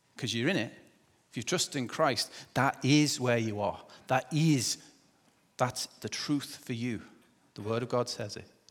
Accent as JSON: {"language": "English", "region": "England", "country": "United Kingdom", "moved": "yes", "said": "I'm English"}